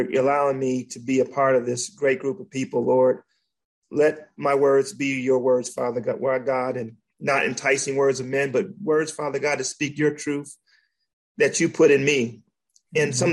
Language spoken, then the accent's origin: English; Detroit, Michigan, United States; now in South Carolina, United States; I grew up in the streets of Detroit. Well, I grew up in Detroit